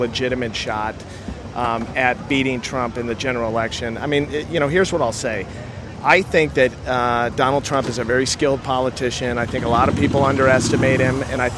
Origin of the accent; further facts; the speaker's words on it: St. Louis, Missouri, United States; moved away; I grew up in St. Louis, Missouri